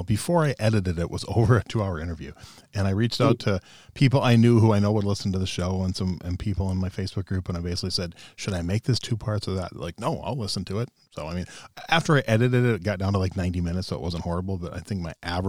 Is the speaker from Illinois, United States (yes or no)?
no; Minnesota, United States; I grew up in Minnesota